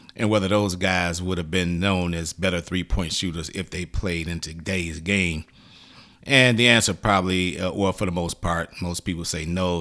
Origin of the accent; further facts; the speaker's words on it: Midwest, United States; I'm from the Midwest.